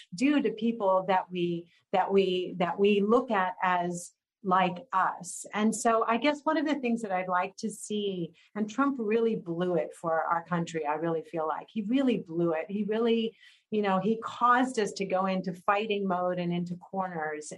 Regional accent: Texas, United States; now in California, United States; I was actually from Texas

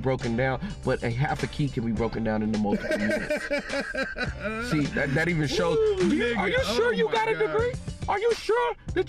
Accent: United States; I'm an American.

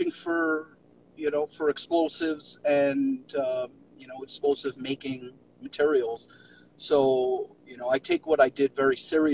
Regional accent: New York City, New York, United States; moved away; also born or lived in Miami; I was born and raised in New York City

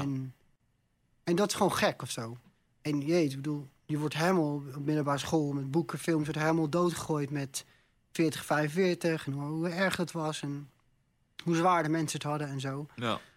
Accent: Netherlands; also born or lived in Amsterdam; kom in Nederland

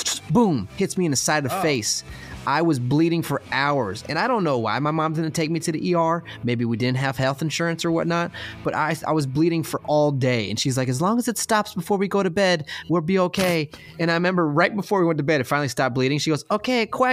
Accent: Florida, United States; I'm from Florida

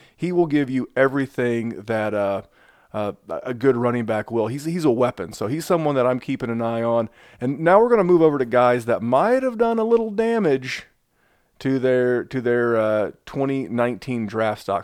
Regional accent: Indianapolis, Indiana, United States; my hometown of, uh, Indianapolis

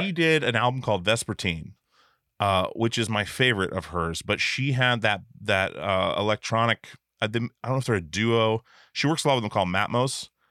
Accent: Alaska, United States; I'm from Alaska, so, like, running into bears was a regular thing

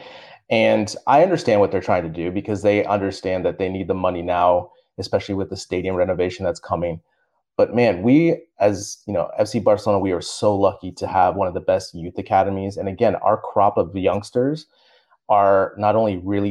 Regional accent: United States; as an American

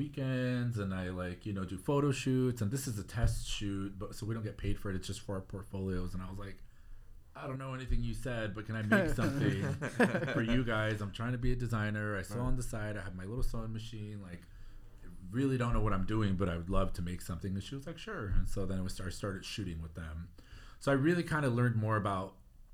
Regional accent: Orange County, California, United States; now in Los Angeles, United States; grew up in Orange County, felt that I never really fit in Orange County

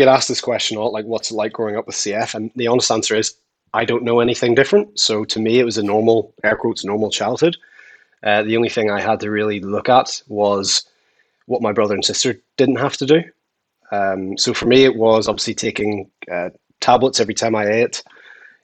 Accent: Belfast, Northern Ireland, United Kingdom; I'm from Belfast, Northern Ireland

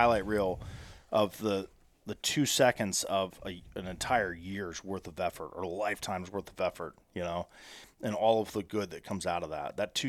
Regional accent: Columbus, United States; They're based in my hometown in Columbus.

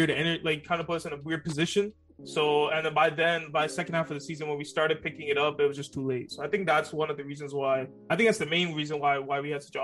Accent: Toronto, Ontario, Canada; Born in Toronto

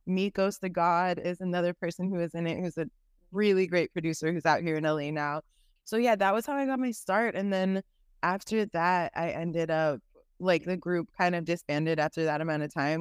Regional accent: San Francisco, California, United States; now in Los Angeles, United States; I am from San Francisco, California, and Bay Area. I am currently in Los Angeles.

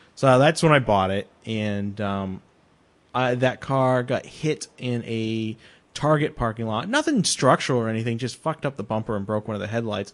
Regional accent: New England, United States; now in Los Angeles, United States; I grew up in New England

